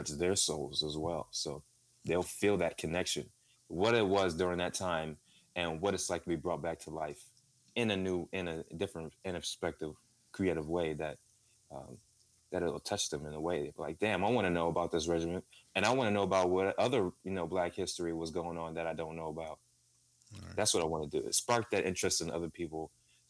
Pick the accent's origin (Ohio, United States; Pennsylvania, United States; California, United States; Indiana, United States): California, United States; I grew up in California